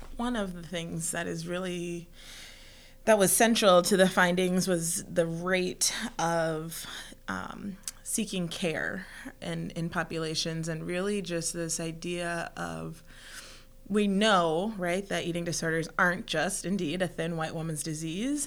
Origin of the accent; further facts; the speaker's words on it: Minnesota, United States; also born or lived in Mexico; I'm from Minnesota